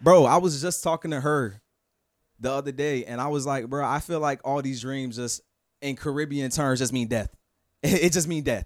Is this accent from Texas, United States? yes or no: no; Fort Lauderdale, Florida, United States; also born or lived in Queens, New York / Orlando; my hometown